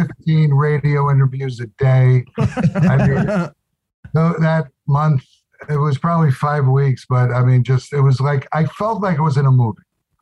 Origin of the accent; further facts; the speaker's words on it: Long Island, New York, United States; I'm from Long Island